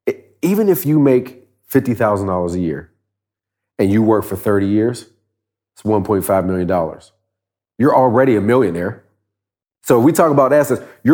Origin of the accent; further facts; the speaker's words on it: Pittsburgh, Pennsylvania, United States; born there; I was born in Pittsburgh.